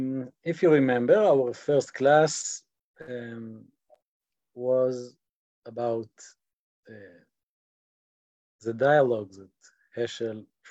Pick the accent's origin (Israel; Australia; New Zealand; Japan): Israel; accent: Israeli; English is a second language; my Israeli accent